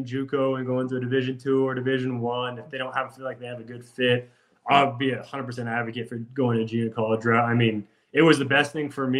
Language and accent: English; Pueblo, Colorado, United States; moved away as an adult; also born or lived in Arizona; I'm from Provo, Colorado, a small southern town